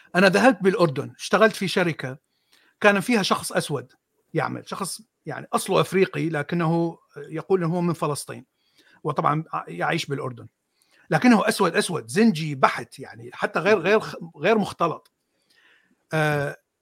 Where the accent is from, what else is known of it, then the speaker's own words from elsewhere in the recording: Mosul, Nineveh, Iraq; من الموصل انا من الموصل